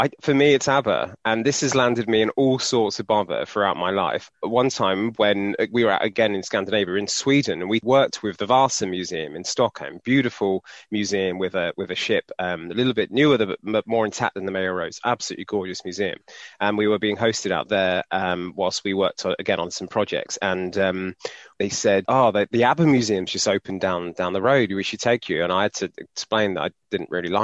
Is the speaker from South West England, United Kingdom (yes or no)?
yes; Cornwall, South West England, United Kingdom; moved away; So I was born and raised in Cornwall, and kind of strong Cornish identity.